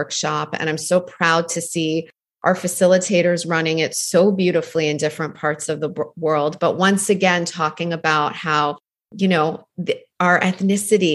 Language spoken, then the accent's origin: English; Canada; also born or lived in Iran; now in New York, United States; I was born in Iran and left there when I was 3 to move to Canada, where I was raised.